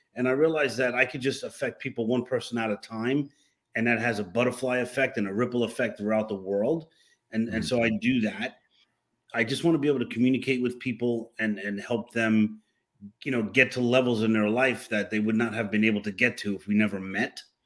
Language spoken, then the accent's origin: English; New York City, New York, United States; moved away as an adult; now in Florida, United States; born and raised in New York City